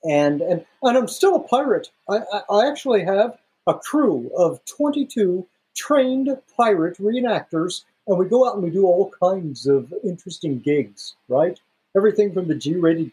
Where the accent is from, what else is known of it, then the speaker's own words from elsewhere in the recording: Kansas City, Missouri, United States; I was born and raised in Missouri, in the Kansas City area